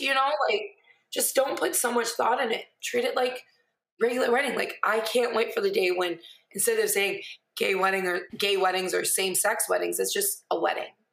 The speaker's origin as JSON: {"language": "English", "town": "Millington", "region": "Michigan", "country": "United States", "tie": "born or raised there", "also_born_or_lived": "Lapeer, Michigan / Onaway, Michigan", "moved": "yes", "said": "grew up, graduated from Millington."}